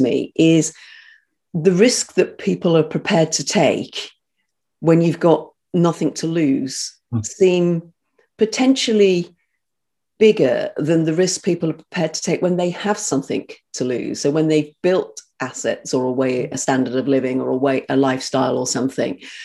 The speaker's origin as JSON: {"language": "English", "area": "North Devon", "region": "South West England", "country": "United Kingdom", "tie": "born or raised there", "also_born_or_lived": "Birmingham", "said": "I was, I was as a Brummie, as I said, but brought up in North Devon."}